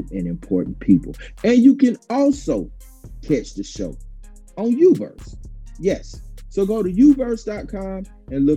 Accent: Dublin, Georgia, United States; my hometown, Dublin, Georgia

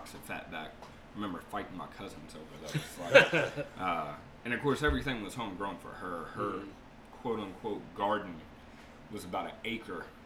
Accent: Raleigh, North Carolina, United States; I was born and raised right here in Raleigh at Rex Hospital.

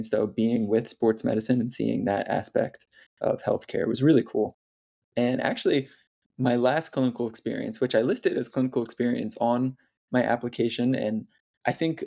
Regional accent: near Hudson Valley, New York, United States; I started volunteering in the emergency department at a hospital near my hometown. And it was the first summer after my first year of undergrad. It was at New York Presbyterian Hudson Valley Hospital.

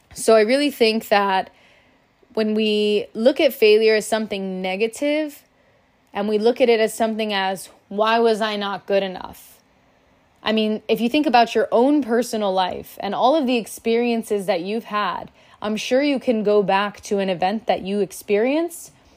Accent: Miami, Florida, United States; I'm from Miami, Florida

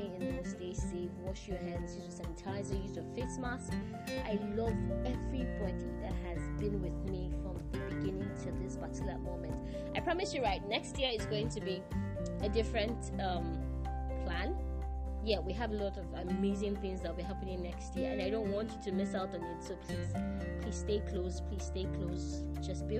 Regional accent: Nigeria; as a Nigerian

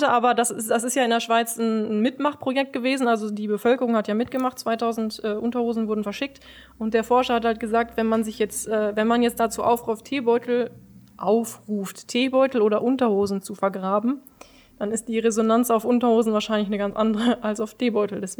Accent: Kallenhardt, North Rhine-Westphalia, Germany; Ähm, also ich komme ja eigentlich ursprünglich aus Kallenhardt. Mit sechs Jahren bin ich hierher gezogen, habe lange hier gewohnt.

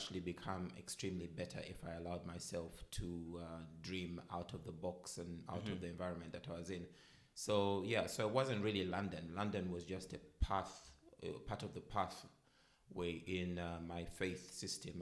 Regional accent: Uganda; moved away as an adult; now in United Kingdom; I had a mixed life, I guess, growing up in Uganda. So the first 19 years of my life, I lived in Uganda

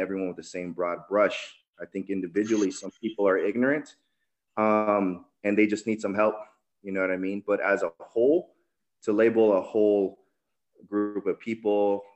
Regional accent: Tijuana, Baja California, Mexico; also born or lived in Nevada; now in United States; I'm actually a first-generation immigrant. I was born in Tijuana, Mexico.

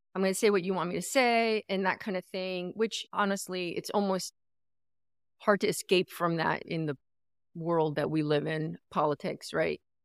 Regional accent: New Jersey, United States; now in California, United States; I come from New Jersey

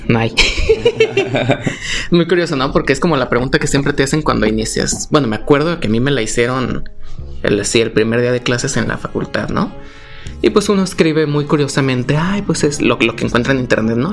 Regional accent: Tlaquepaque, Jalisco, Mexico; also born or lived in Mexico City; tapatío de corazón, así aquí cerquita del Parián Tlaquepaque

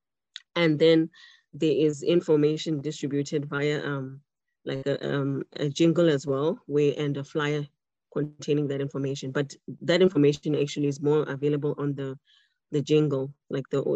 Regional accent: Botswana; now in Cape Town, South Africa; I am Tswana, I'm from Botswana and I speak Setswana, an official language here

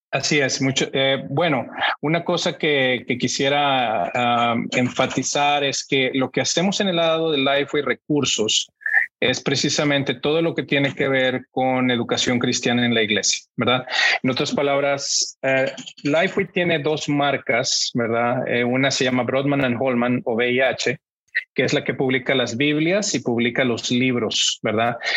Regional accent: Monterrey, Nuevo León, Mexico; moved away as an adult; now in United States; yo soy mexicano, eh, crecí en Monterrey, mi familia es de Monterrey, Así es que ahí pasé toda mi infancia hasta la universidad

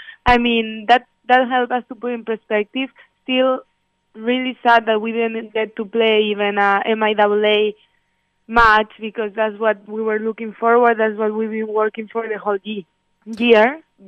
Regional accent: Spain; now in United States; like I'm from Spain, and back then over there, people were dying over there, like a lot.

